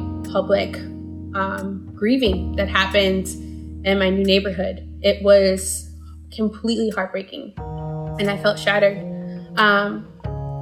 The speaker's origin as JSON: {"language": "English", "town": "New York City", "region": "New York", "country": "United States", "tie": "born or raised there", "moved": "yes", "lives_now": "San Francisco, United States", "said": "I am originally from New York City. I was born in the South Bronx and I was raised in Harlem"}